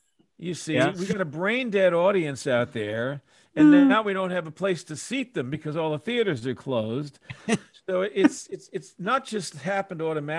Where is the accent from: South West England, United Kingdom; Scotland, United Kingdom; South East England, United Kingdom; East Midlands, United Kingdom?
Scotland, United Kingdom; I'm Scottish, you see.